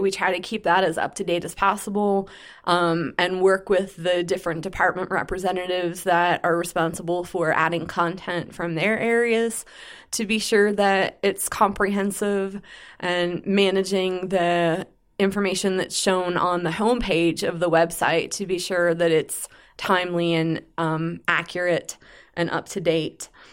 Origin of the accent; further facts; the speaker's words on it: Pittsburgh, Pennsylvania, United States; moved away as an adult; now in Rock Hill, United States; I'm originally from the Pittsburgh, Pennsylvania area and moved to Rock Hill in two thousand five